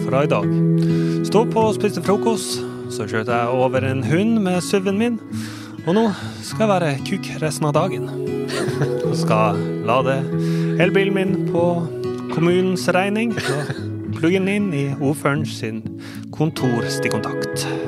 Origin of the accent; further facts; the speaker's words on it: Southern Norway, Norway; som søring